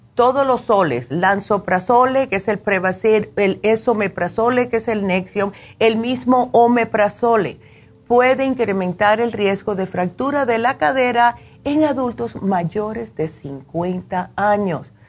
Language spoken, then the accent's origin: Spanish; New Jersey, United States; me crié en New Jersey